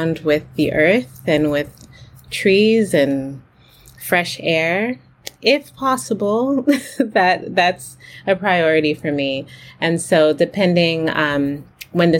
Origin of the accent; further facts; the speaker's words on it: United States; I'm a Haitian born in America. I'm Haitian American